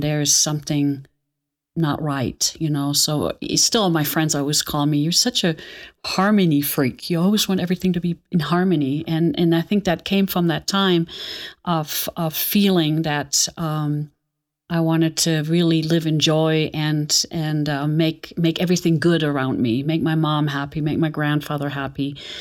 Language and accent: English; Aachen, North Rhine-Westphalia, Germany; moved away; also born or lived in Nuremberg; I was born in Nuremberg, but I don't remember much of that. And then I think it was a year and a half, my, um, mother and father, we moved back to my hometown, Aachen